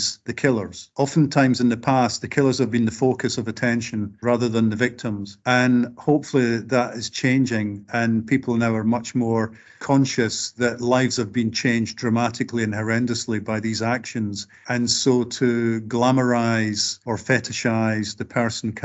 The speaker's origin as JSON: {"language": "English", "region": "Scotland", "country": "United Kingdom", "said": "speaking as a working class Scot"}